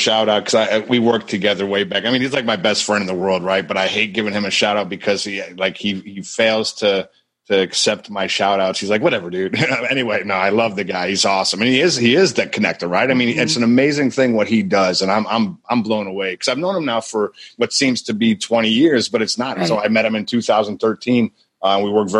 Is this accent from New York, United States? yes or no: yes; Buffalo, New York, United States; moved away as an adult; now in Tampa, United States; Buffalo, New York, originally. I don't live there any longer. I escaped.